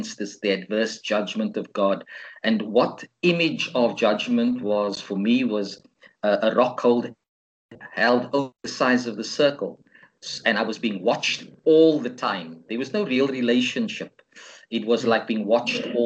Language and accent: English; Cape Town, Western Cape, South Africa; one of the churches I grew up in Cape Town, St. Mark's